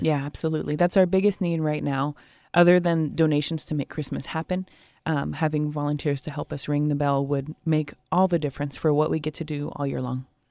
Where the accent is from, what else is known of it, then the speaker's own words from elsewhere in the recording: Portland, Oregon, United States; now in Puget Sound area, United States; I grew up in Portland